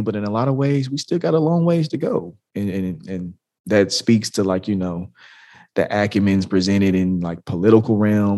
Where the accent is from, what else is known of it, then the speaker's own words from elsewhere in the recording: the South, United States; I am from the South